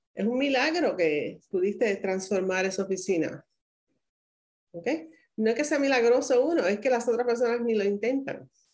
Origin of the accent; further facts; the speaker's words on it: Caguas, Puerto Rico; now in United States; soy nativa de Puerto Rico, eh, nací en Caguas, en la ciudad que es el corazón de la isla